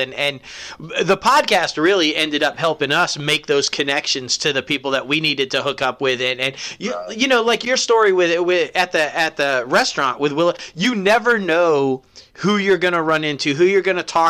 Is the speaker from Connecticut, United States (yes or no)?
no; Syracuse, New York, United States; now in Los Angeles, United States; I was born and raised in Syracuse